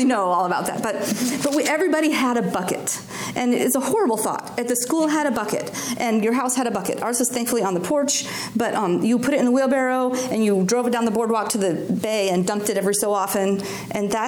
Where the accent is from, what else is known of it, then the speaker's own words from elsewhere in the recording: Alaska, United States; I grew up in Alaska